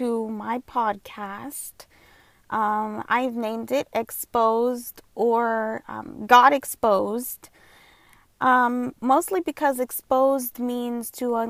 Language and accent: English; Southern California, United States; I was born and raised here in SoCal, in Southern California.